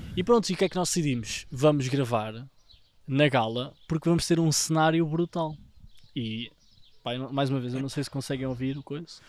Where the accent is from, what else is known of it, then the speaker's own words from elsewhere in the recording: Vila Nova de Tazem, Centro, Portugal; para a minha terra, para Vila Nova Tazem, em Gouveia